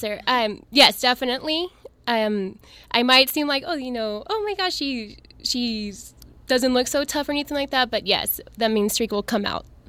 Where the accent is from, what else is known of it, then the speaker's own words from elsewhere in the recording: El Paso, Texas, United States; I'm originally from El Paso. I went to El Paso High School